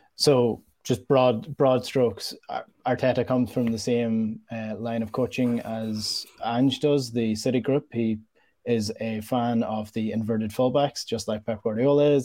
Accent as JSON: {"language": "English", "area": "Donegal", "region": "Ulster", "country": "Ireland", "tie": "born or raised there", "said": "my hometown in Donegal"}